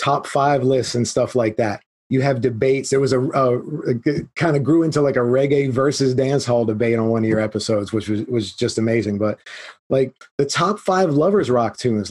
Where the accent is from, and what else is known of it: United States